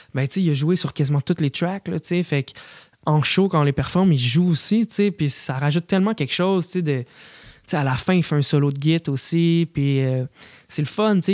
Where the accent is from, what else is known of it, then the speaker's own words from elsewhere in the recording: Quebec, Canada; mes racines, tu sais, de comme le sirop d'érable québécois